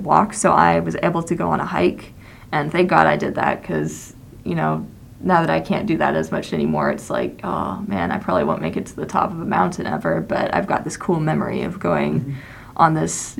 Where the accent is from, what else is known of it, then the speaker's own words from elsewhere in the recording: Texas, United States; I was born in Texas, I was raised in Texas